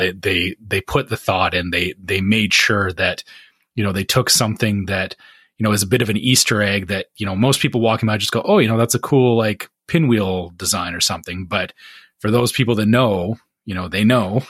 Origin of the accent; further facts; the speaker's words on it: Canada; me being Canadian